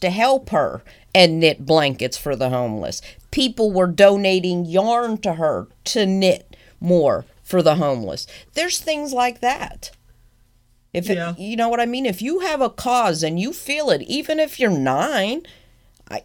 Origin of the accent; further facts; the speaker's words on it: United States; I'm an American